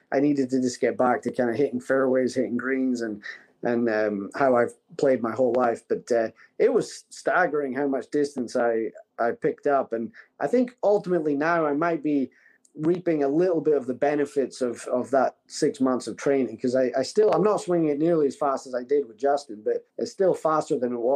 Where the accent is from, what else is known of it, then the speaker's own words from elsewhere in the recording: Scotland, United Kingdom; my home country of Scotland